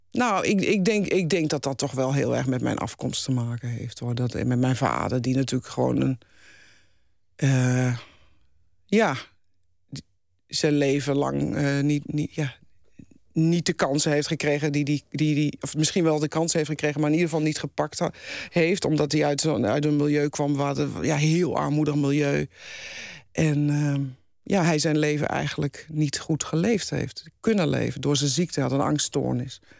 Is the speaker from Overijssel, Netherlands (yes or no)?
yes; Deventer, Overijssel, Netherlands; In Deventer.